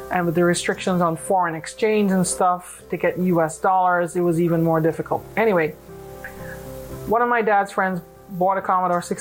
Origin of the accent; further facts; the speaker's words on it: Trinidad & Tobago; I'm from Trinidad and Tobago, and it's a beautiful country in the tropical Caribbean